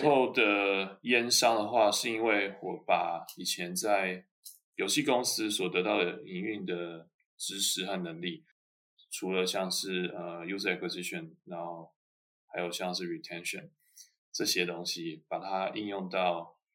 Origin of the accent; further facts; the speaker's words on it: Taiwan; moved away as an adult; now in Germany; 我来自于台湾，然后我在台湾拿一个 bachelor 大学，呃，学士